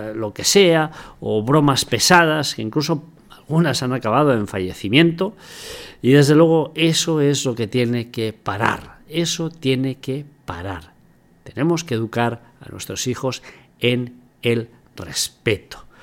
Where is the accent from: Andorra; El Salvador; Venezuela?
Andorra; yo vivo en Andorra y soy andorrano y no soy español